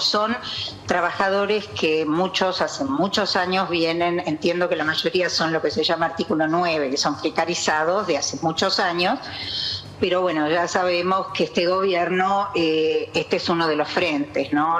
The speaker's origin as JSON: {"language": "Spanish", "region": "Jujuy", "country": "Argentina", "also_born_or_lived": "Buenos Aires metropolitan area", "moved": "yes", "lives_now": "Buenos Aires, Argentina", "said": "yo soy de Jujuy, ¿no? Es decir, eh, casualmente estoy en el área metropolitana"}